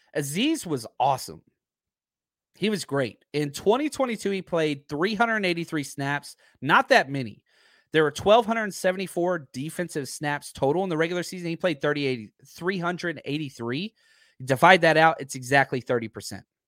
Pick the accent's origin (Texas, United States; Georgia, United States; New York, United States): Texas, United States; Dallas; I'm from Dallas